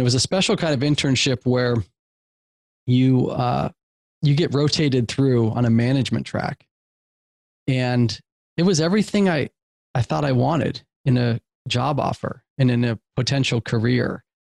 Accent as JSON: {"language": "English", "region": "West Coast", "country": "United States", "said": "I'm from the West Coast."}